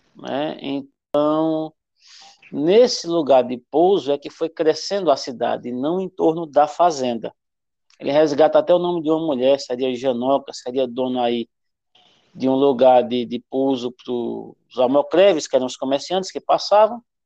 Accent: Venturosa, Pernambuco, Brazil; moved away as an adult; also born or lived in Arcoverde / Bodoquena, Mato Grosso do Sul / Pesqueira; Eu faço parte dos venturosenses que nasceram em Arco Verde, mas toda a minha infância, toda a minha vida, até o começo da, da fase adulta, foi em Venturosa.

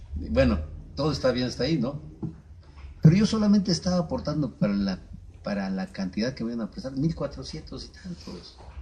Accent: Mexico; como mexicanos

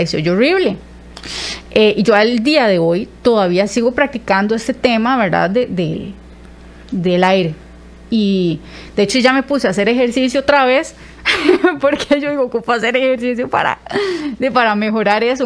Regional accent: Zarcero, Alajuela, Costa Rica; accent: zarcereño; Yo soy de Zarcero, ¿verdad? Entonces, yo tenía muchísimo acento zarcereño

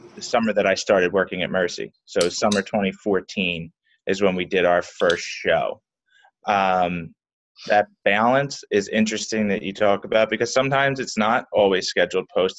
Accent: Philadelphia, Pennsylvania, United States; I was well born and raised in Philly, South Philly specifically

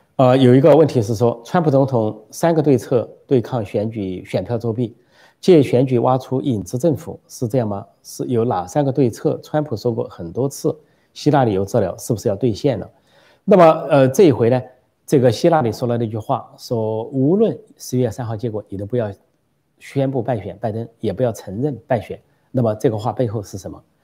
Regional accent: Sichuan, China; moved away; 尤其我的老家， 四川省

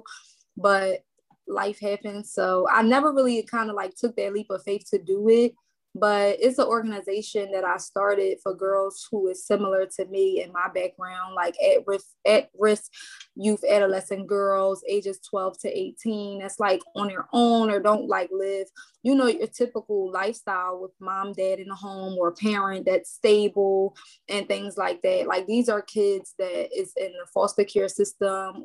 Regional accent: Philadelphia, Pennsylvania, United States; moved away as an adult; now in Willow Grove, Montgomery County, United States; North Philly, North Philadelphia

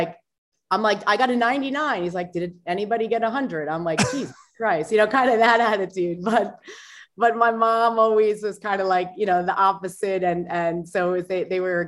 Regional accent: Long Island, New York, United States; I was born on Long Island

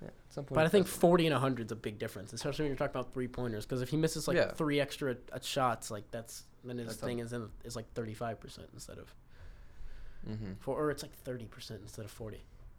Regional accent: Louisville, Kentucky, United States; now in Lexington, United States; he's from my hometown, Louisville.

